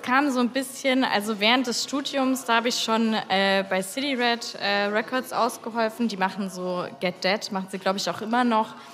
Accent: Lindenberg im Allgäu, Bavaria, Germany; also born or lived in Lindau; ich komme ursprünglich aus Lindenberg im Allgäu

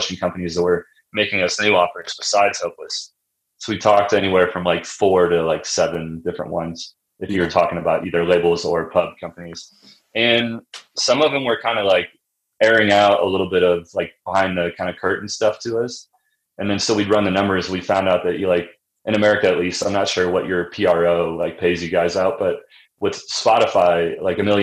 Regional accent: Springfield, Illinois, United States; also born or lived in Nashville; now in Denver, United States; I grew up in Central Illinois

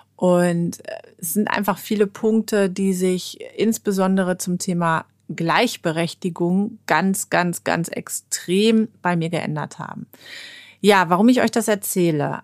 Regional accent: Germany; bei uns in Deutschland

